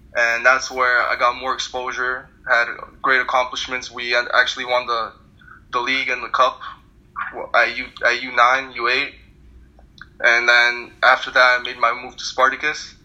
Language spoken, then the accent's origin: English; Thornhill, Ontario, Canada; born or raised there; also born or lived in Turkmenistan; now in New York City, United States